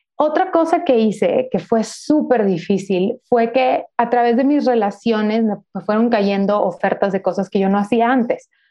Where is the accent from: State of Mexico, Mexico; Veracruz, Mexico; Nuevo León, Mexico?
Nuevo León, Mexico; Monterrey; now in Mexico City, Mexico; Yo soy de Monterrey, Nuevo León, soy del norte de México